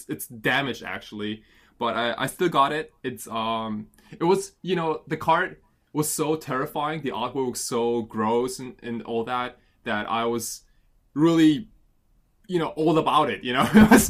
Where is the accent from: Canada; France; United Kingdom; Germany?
Germany; moved away as an adult; also born or lived in Japan; now in Tokyo, Japan; I've been kind of all over the place. But I was born in Japan. And when I turned 5, my family, we decided to move to Germany.